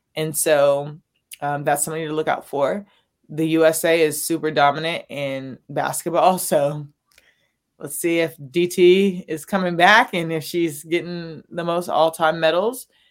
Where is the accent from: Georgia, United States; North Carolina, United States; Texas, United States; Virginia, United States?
North Carolina, United States; Raleigh; I'm from Raleigh, so I got to see Coach K Yao, Sylvia Hatchell, you know, Don Staley down the street actually playing. But I grew up around women's basketball